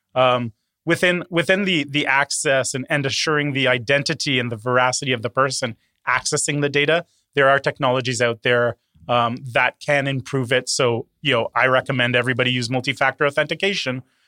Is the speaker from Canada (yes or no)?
yes; Toronto, Ontario, Canada; also born or lived in Curaçao; was born on a small island in the Caribbean, uh, Curacao, uh, but actually grew up here in Toronto